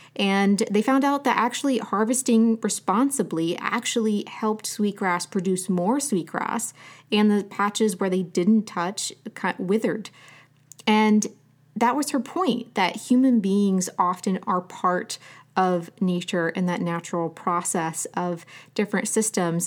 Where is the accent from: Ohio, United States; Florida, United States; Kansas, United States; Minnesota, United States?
Ohio, United States; Southern; I grew up in Southern Ohio